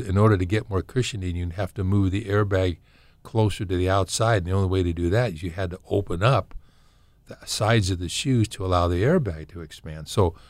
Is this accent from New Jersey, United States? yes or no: no; California, United States; Well, it's interesting, you know, I'm from Southern Cal, and this is a funny conversation we've had.